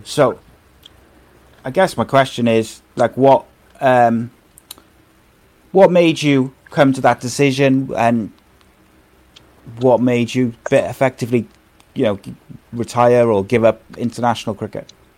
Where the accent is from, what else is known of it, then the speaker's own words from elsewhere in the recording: Wales, United Kingdom; I'm Welsh